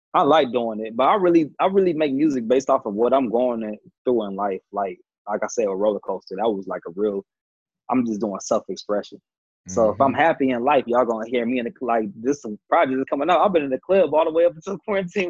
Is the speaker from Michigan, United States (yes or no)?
yes; Detroit, Michigan, United States; now in Atlanta, United States; I'm from the Motor City.